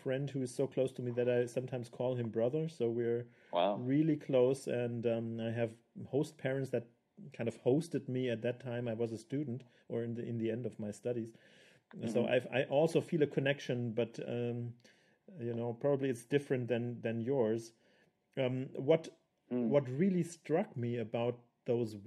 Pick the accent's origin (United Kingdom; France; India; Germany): Germany; Swabia; first language German; English is a second language; now in Munich, Germany; I would say Munich, but I have not been raised in Munich. I didn't grow up here. I'm a Swabian